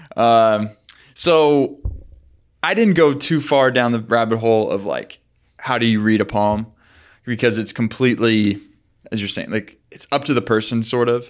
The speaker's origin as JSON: {"language": "English", "region": "Arizona", "country": "United States", "tie": "born or raised there", "moved": "yes", "said": "I grew up in Arizona"}